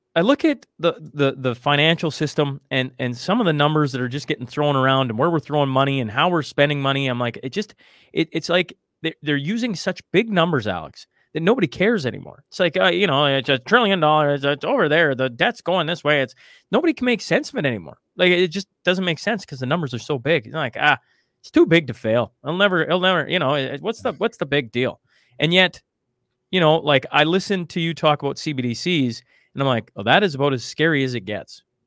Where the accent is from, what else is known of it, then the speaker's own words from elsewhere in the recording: Canada; as a Canadian